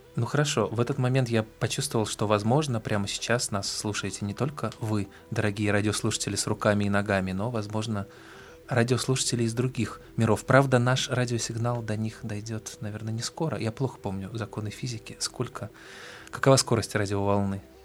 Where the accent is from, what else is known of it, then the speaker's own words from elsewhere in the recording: Moscow, Russia; мы, москвичи